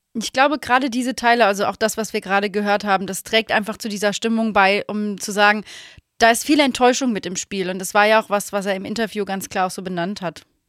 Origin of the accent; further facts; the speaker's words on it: Germany; ich bin ja in der Eifel auf aufgewachsen.